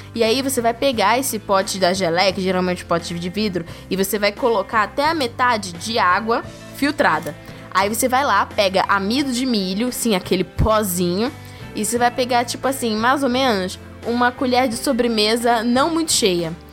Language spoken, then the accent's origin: Portuguese; Rio de Janeiro, Brazil; eu sou do Rio